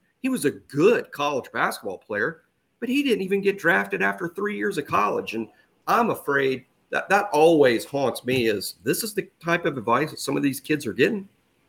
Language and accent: English; Saraland, Alabama, United States; harp on my hometown, but another 10th grader from Saraland was offered.